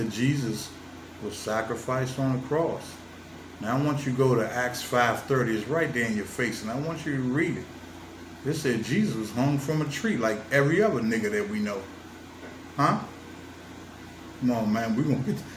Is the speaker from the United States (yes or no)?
yes; Washington, District of Columbia, United States; I'm born and raised in Washington, D.C., Southeast